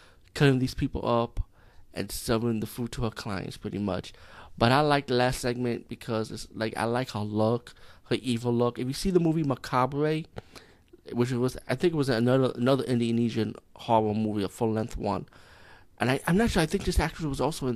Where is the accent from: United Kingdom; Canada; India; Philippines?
India; as being Indian